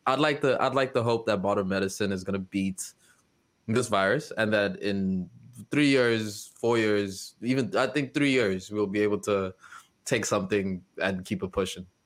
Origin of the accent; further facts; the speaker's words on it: South Africa; moved away; my home country of South Africa